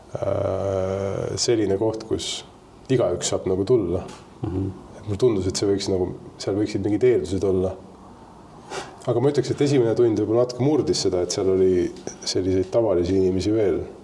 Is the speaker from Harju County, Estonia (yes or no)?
yes; Tallinn, Harju County, Estonia; ma tulen Tallinnast